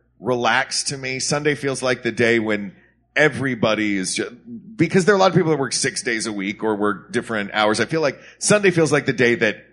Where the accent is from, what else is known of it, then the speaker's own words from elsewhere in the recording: Knoxville, Tennessee, United States; And by the way, if you ever go to Knoxville, Tennessee, my hometown, every year in the spring, we have a dogwood arts festival.